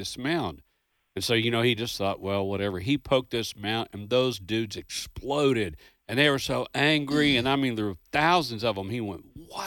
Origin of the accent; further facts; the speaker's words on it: Kentucky, United States; now in Mississippi, United States; I grew up in Kentucky